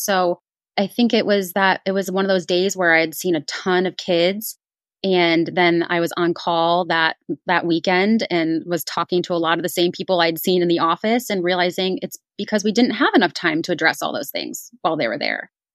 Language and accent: English; East Coast, United States; moved away as an adult; now in Indianapolis, United States; I was actually born and raised on the East Coast